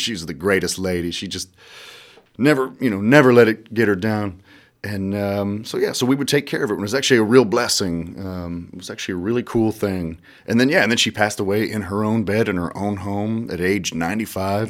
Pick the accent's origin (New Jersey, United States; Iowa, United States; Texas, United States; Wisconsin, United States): Iowa, United States; I'm from Iowa, man. I got a lot of Midwest pride